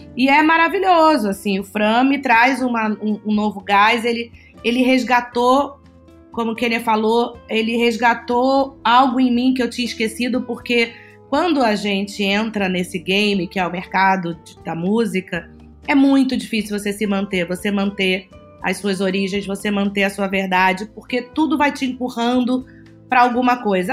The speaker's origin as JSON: {"language": "Portuguese", "region": "Bahia", "country": "Brazil", "tie": "born or raised there", "also_born_or_lived": "Rio de Janeiro", "said": "eu sou carioca, nascida no Rio de Janeiro e, e fui criada na Bahia por pais"}